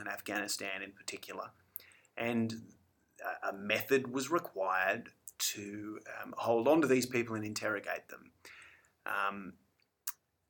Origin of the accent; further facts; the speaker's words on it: Australia; being an Australian